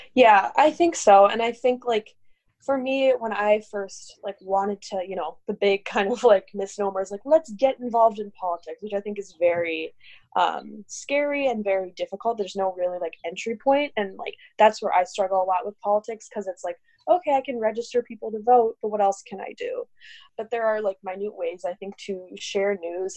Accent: Minnesota, United States; moved away as an adult; also born or lived in New York City; I'm from Minnesota originally

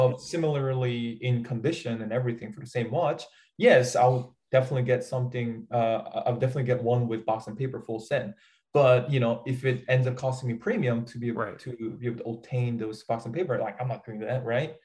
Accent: South Korea; first language Korean; English is a second language; I'm a English learner, with Korean as my first language.

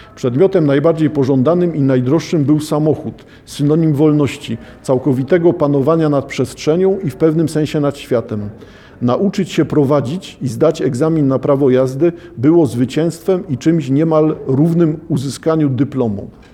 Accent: Poland

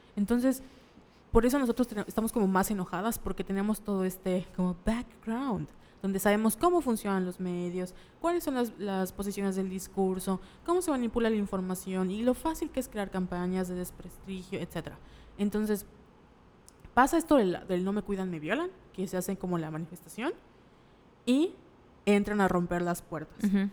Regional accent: Mérida, Yucatán, Mexico; nosotros somos de Mérida, la ciudad de la paz, la ciudad blanca

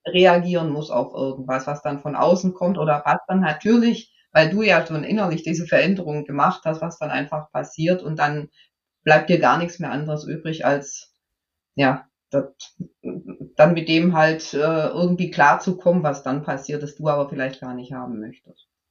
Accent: Swabia, Germany; ich bin ja Schwäbin

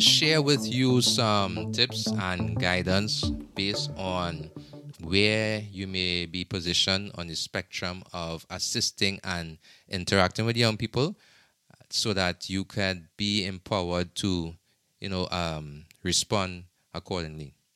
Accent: Trinidad & Tobago; now in United States; in my home country, in Trinidad and Tobago

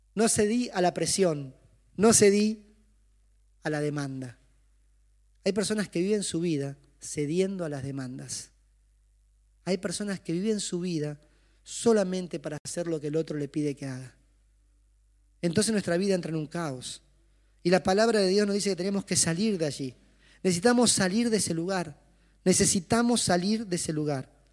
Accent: Chaco, Argentina; Yo soy del Chaco

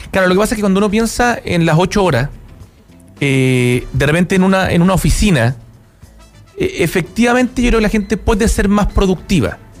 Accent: Chile; como chilenos

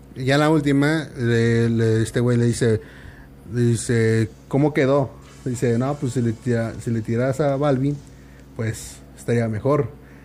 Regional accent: Morelos, Mexico; yo soy de Morelos

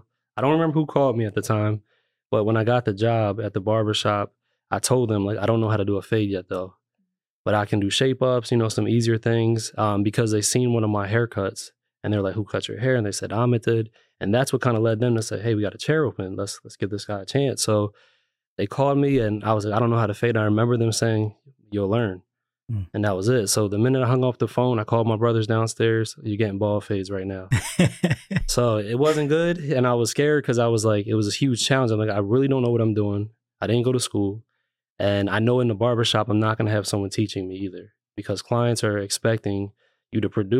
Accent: Lancaster, Pennsylvania, United States; also born or lived in New York, United States; So I was born in New York, but I was made in Lancaster. So we moved here when I was about 3 years old. So I kind of grew up in Lancaster City

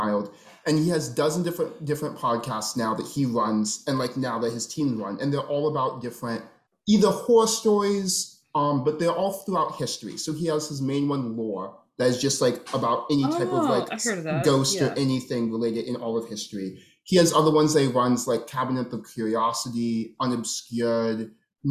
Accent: Minnesota, United States; I grew up in Minnesota.

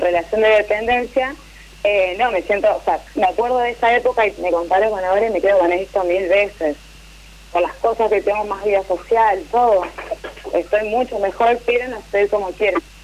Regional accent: Santa Fe, Argentina; Yo soy de Santa Fe, capital

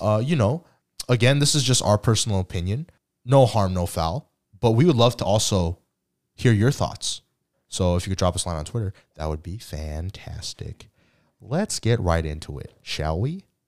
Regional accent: United States; yes, I do identify as American, but I also identify as Korean as well

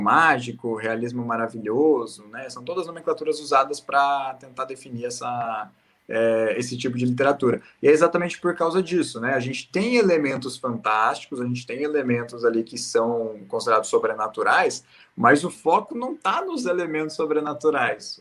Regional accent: Paraná, Brazil; A gente é do Paraná

